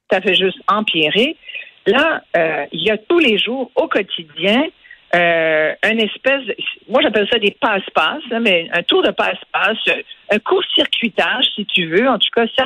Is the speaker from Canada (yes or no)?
yes; Quebec, Canada; Aujourd'hui, moi, je suis québécoise, à part entière, puis mes enfants aussi